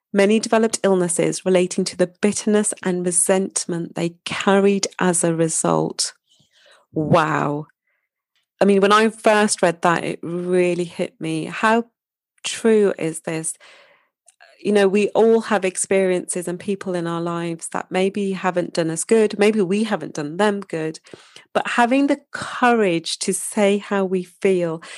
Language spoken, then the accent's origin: English; Wolverhampton, West Midlands, United Kingdom; moved away; my hometown, Wolverhampton